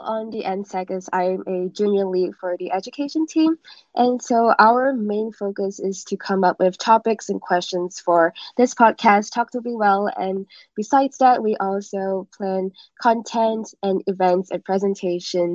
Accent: Seattle, Washington, United States; I'm from Seattle, Washington

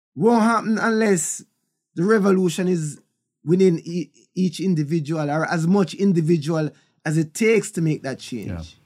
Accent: Kingston, Jamaica; also born or lived in Bull Bay, Jamaica; I was born in Kingston, Jamaica, in Trenchtown

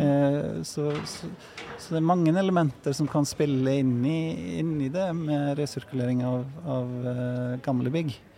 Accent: Iceland; Norwegian is a second language; moved away as an adult; also born or lived in Norway; now in Bergen, Norway; jeg er jo islending, som du kanskje hørte på prestasjonen her i sted. Men, eh, og kom til Norge for å studere arkitektur

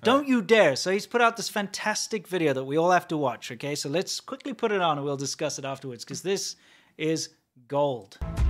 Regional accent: South Africa; also born or lived in China; now in United States; I'm from South Africa.

